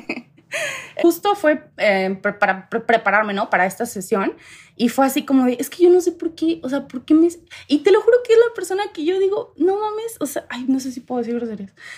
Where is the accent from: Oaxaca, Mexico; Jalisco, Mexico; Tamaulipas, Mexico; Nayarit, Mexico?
Tamaulipas, Mexico; moved away as an adult; now in Querétaro, Mexico; yo soy de Tamaulipas, crecí allá muchos años de mi vida, como a los 22, 23 me vengo a Querétaro